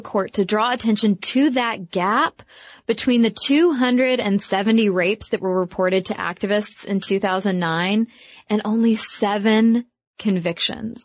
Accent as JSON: {"language": "English", "country": "United States", "said": "being an American and watching the recession happen in our country"}